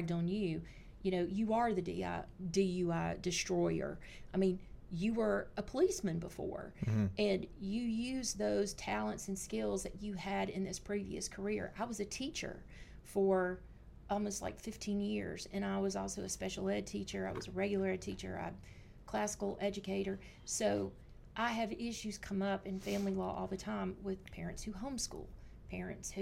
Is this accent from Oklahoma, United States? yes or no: no; Louisiana, United States; I'm from Louisiana